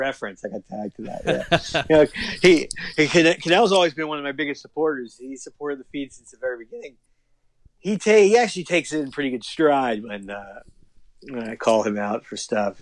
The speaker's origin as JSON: {"language": "English", "town": "Miami", "region": "Florida", "country": "United States", "tie": "born or raised there", "said": "I'm from South Florida. I grew up in Miami"}